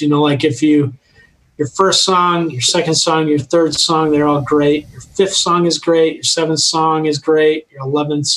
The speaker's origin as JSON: {"language": "English", "region": "Colorado", "country": "United States", "said": "You say guys because we're from Colorado and you can always refer to all people as guys."}